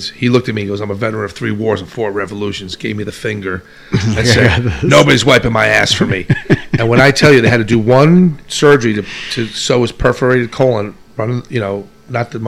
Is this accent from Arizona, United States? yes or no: no; New York City, New York, United States; also born or lived in Manhattan; I'm from Bay Ridge, and I'm a true what we call Bay Riginal